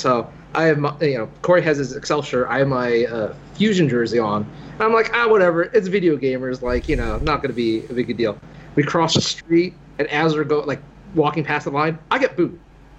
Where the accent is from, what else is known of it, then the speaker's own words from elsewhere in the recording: Philadelphia, Pennsylvania, United States; I'm from Philly, man.